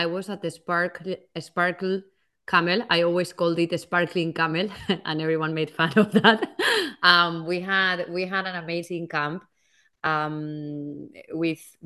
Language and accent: English; Valencia, Valencian Community, Spain; now in Amsterdam, Netherlands; So I'm originally from Spain, from Valencia, which is the East Coast.